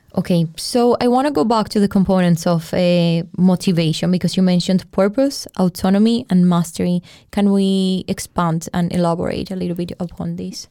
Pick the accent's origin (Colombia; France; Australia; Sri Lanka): Colombia; I'm a journalist. I'm from Colombia.